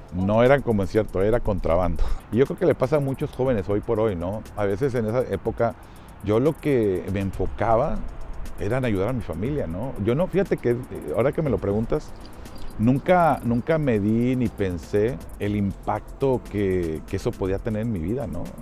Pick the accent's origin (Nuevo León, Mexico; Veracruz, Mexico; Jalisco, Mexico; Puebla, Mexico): Nuevo León, Mexico; Monterrey; yo soy de Monterrey, Nuevo León. Es una ciudad en el norte del país